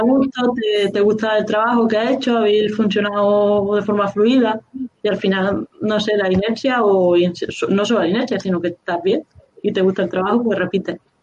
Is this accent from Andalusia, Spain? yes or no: yes; Córdoba, Andalusia, Spain; yo soy de Córdoba